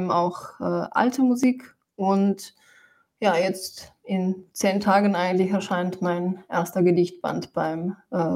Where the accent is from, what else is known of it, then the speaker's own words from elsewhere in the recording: Slovenia; German is a second language; moved away as an adult; also born or lived in Ljubljana / Germany; now in Vienna, Austria; ich wurde in Slowenien geboren und ich habe die ersten 18 Jahre habe ich in Slowenien verbracht. Und ich habe aber schon sehr früh, also, ähm, also diesen Wunsch gespürt äh, zu schreiben und habe eben auf Slowenisch schon geschrieben. Und dann kam ich mit 18 nach Wien.